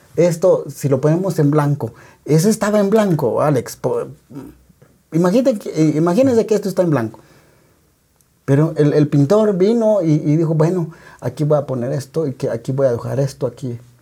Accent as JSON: {"language": "Spanish", "town": "San Juan Comalapa", "region": "Chimaltenango", "country": "Guatemala", "said": "en mi pueblo, Comalapa"}